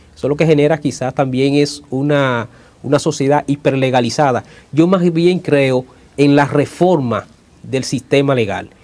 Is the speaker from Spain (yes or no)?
no; Dominican Republic; moved away; en la República Dominicana, en mi país